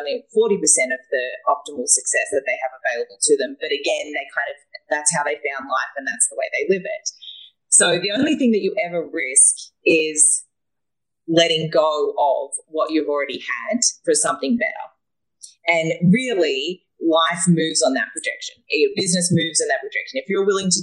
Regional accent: Australia; moved away; I am a Australian woman that travels the world.

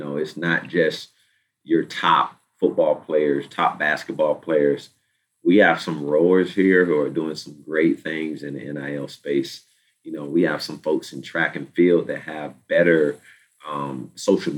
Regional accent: Virginia Beach, Virginia, United States; I'm from Virginia Beach, Virginia

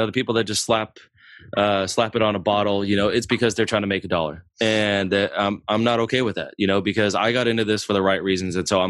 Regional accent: Germany; born there; And then, you know, I was born in Germany to a military family.

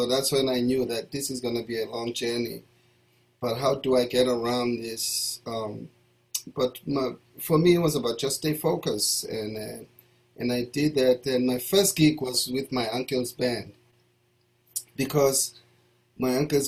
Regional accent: Soweto, Gauteng, South Africa; also born or lived in Alexandra, South Africa; now in United States; I was born in Alexandra Township, which is a town about 25 minutes away from Johannesburg City. And then when I was about 3 months old, they moved me to my grandmother's house in the township of Soweto

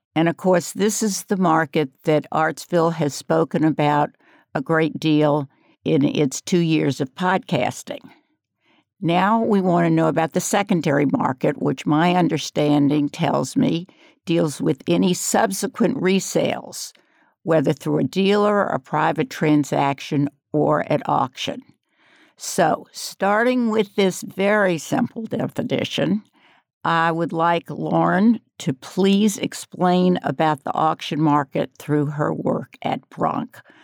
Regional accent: New Orleans, Louisiana, United States; now in Asheville, United States; I come from New Orleans.

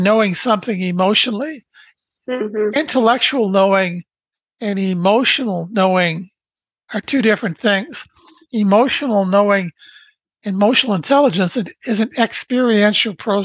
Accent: Brantford, Ontario, Canada; I was born in Brantford, Ontario, Canada on December 1st, 1953. Our family lived in a small 2-bedroom post-World War II

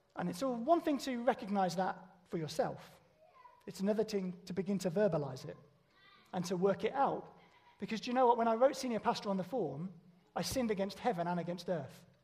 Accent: United Kingdom; we're British

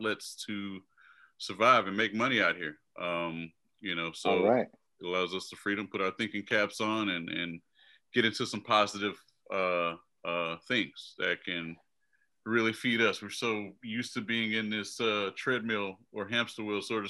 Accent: Houston, Texas, United States; moved away as an adult; now in Washington, DC, United States; I am from Houston, Texas. I moved here probably close to, 13 years ago

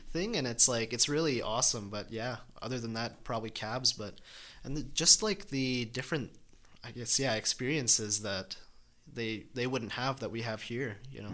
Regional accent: Calgary, Alberta, Canada; Born and raised here

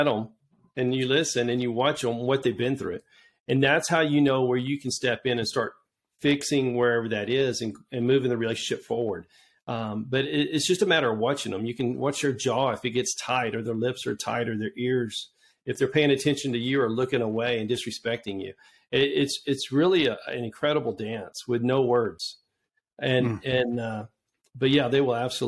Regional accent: Georgetown, Texas, United States; I grew up in Georgetown

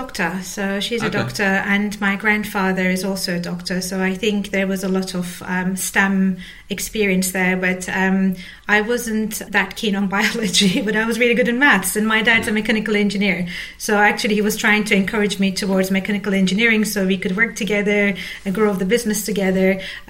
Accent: Istanbul, Turkey; English is a second language; moved away; I'm from Turkey originally. I grew up, I was born and raised in Istanbul.

